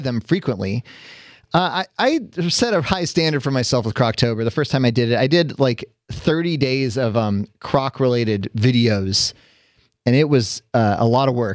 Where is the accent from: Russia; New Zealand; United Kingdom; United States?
United States; California; I grew up here. I was born and raised in California.